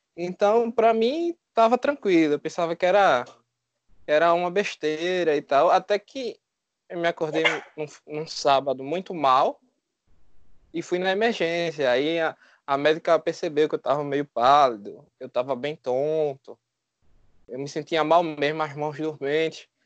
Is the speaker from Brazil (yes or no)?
yes; Recife, Pernambuco, Brazil; Sou de Recife